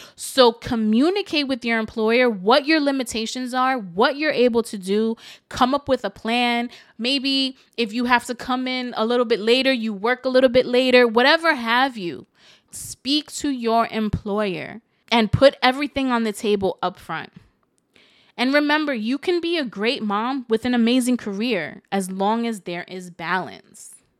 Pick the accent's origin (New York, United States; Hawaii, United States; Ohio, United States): New York, United States; New York City; I'm from the Bronx